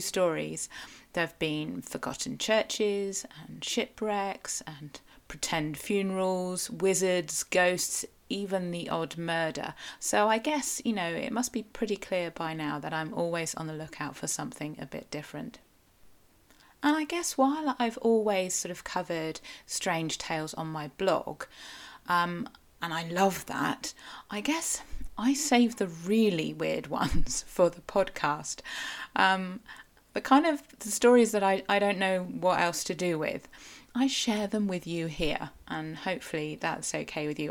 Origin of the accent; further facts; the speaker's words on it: Cornwall, South West England, United Kingdom; I am a Cornish writer, blogger, podcaster